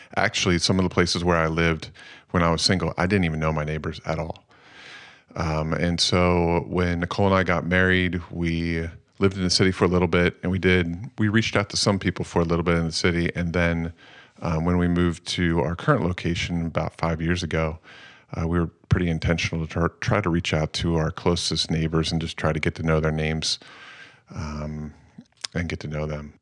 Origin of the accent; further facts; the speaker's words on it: Phoenixville, Pennsylvania, United States; also born or lived in Lancaster, Pennsylvania; I grew up in Phoenixville